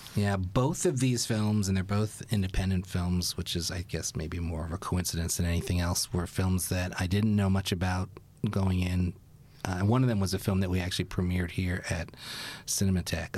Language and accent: English; New York City, New York, United States; I grew up in Brooklyn